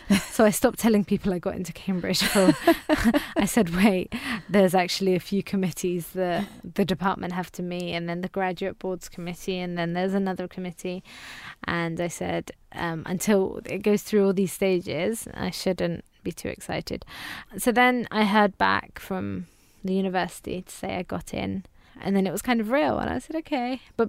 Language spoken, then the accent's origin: English; Afghanistan; first language Farsi; English is a second language; now in United Kingdom; Now, because I've kept touch of my own language, I can speak my mother tongue, which is Farsi. I've managed to keep in touch with family back home as well. So every time we've gone back to Afghanistan